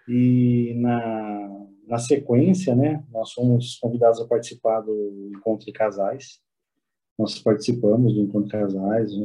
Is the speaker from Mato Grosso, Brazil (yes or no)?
no; Piracicaba, São Paulo, Brazil; moved away as an adult; now in São José dos Campos, Brazil; Nós somos de Piracicaba, originário de Piracicaba, mas há exatos quase uns, há 10 anos, né, nós estamos morando aqui em São José dos Campos